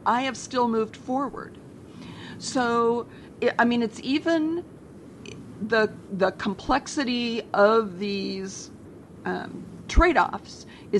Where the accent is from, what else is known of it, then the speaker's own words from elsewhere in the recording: Sonoma County, California, United States; I'm from Sonoma County.